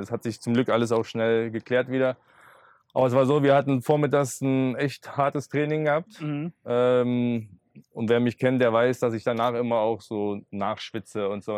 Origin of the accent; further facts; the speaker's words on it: Berlin, Germany; weiter bei meinen Eltern noch wohnen, ähm, war in meiner Heimatstadt